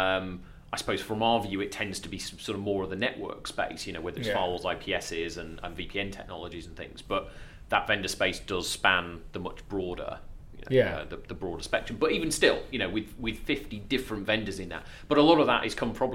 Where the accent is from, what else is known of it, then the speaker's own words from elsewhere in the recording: Lincolnshire, East Midlands, United Kingdom; accent: Lincolnshire; my dodgy Lincolnshire accent.